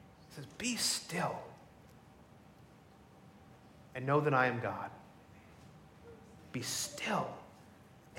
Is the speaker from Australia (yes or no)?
no; Middletown, New Jersey, United States; I grew up in Middletown, New Jersey, about 50 minutes south of here.